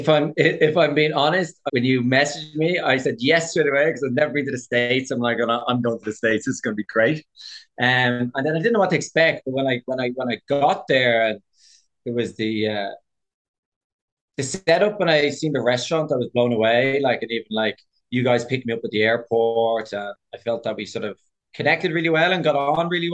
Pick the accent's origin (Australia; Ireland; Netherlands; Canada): Ireland; Dublin, Leinster; moved away as an adult; also born or lived in London, United Kingdom; I'm from Dublin, but my family are from Cork.